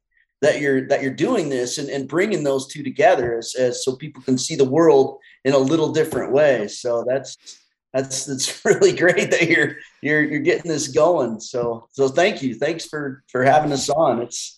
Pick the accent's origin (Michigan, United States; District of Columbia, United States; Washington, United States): Washington, United States; Darrington; I'm from Washington, a little town called Darrington.